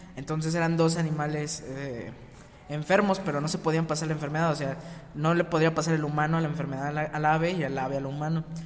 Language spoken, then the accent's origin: Spanish; Mexico; nosotros como mexicanos